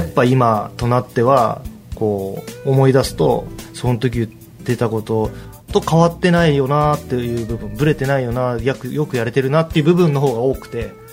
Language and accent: Japanese; Gunma, Japan; 僕ら群馬で育って群馬で、うんうん、えー、結成したバンド